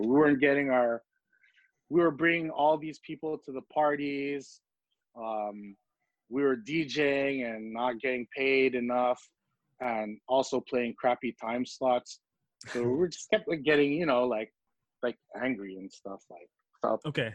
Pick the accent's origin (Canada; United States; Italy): Canada; Montreal, Quebec; also born or lived in Philippines; Little Burgundy is the neighborhood that I grew up in the neighborhood that I remember coming up in.